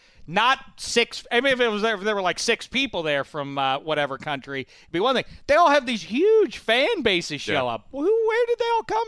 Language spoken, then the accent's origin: English; Colombia; I'm a soccer fan and I'm from Colombia.